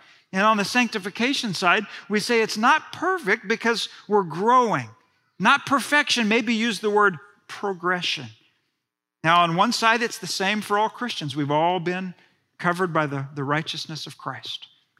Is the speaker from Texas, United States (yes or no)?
yes; Friendswood, Texas, United States; I've told you that I was raised in Friendswood, Texas, suburb south of Houston.